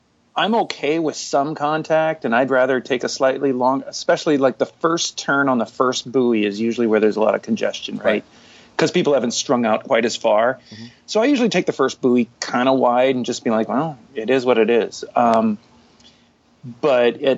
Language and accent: English; Santa Cruz, California, United States; I grew up in Santa Cruz